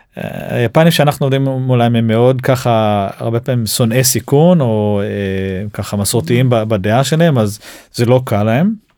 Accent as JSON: {"language": "Hebrew", "country": "Israel", "said": "אנחנו ישראלים"}